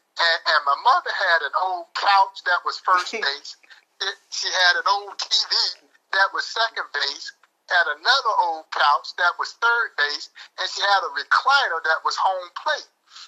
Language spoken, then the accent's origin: English; Crawfordville, Georgia, United States; now in Kansas City, United States; I grew up in a town called Crawfordville, Georgia. It's about 80 miles away from Atlanta.